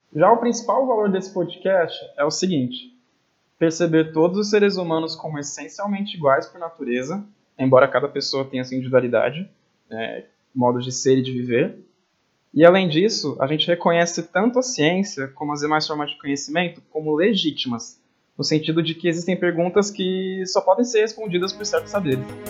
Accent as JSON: {"language": "Portuguese", "region": "São Paulo", "country": "Brazil", "tie": "born or raised there", "moved": "as an adult", "lives_now": "Brasília, Brazil", "said": "sou natural de São Paulo, nasci e cresci lá mas tive que mudar"}